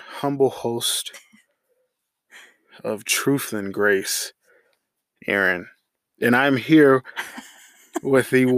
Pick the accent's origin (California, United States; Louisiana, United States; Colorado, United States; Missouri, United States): Colorado, United States; also born or lived in Germany; we both grew up here in Colorado